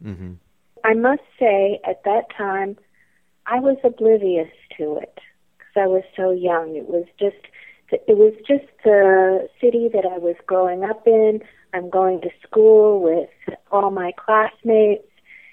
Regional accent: Atlanta, Georgia, United States; also born or lived in Charlotte, North Carolina; I was born in Charlotte, North Carolina, but we moved to Atlanta when I was around 6 years old. This was in the late 50s, early 60s

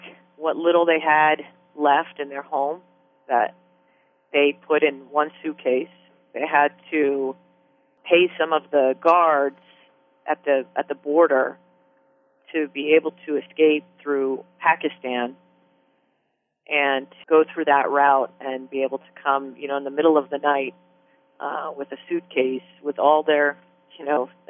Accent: Bethlehem, Pennsylvania, United States; moved away as an adult; also born or lived in Iran / Pittsburgh, Pennsylvania / upstate New York; now in San Diego, United States; I grew up in Bethlehem

